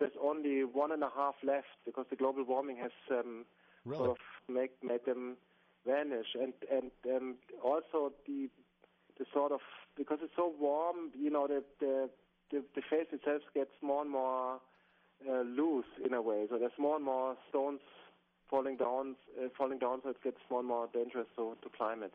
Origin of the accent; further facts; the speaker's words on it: Bavaria, Germany; English is a second language; I'm from Bavaria, from the from the south of Germany, really close to the Alps, and um, mountaineering or walking and climbing in the mountains is sort of part of my my my childhood and youth.